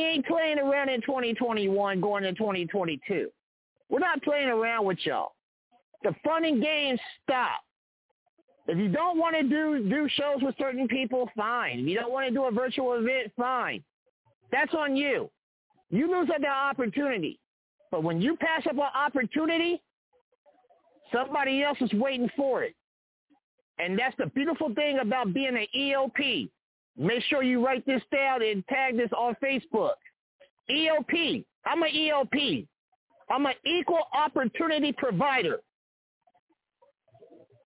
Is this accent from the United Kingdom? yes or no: no; Kansas City, Kansas, United States; I came home to KC because I know my hometown. I know my hometown.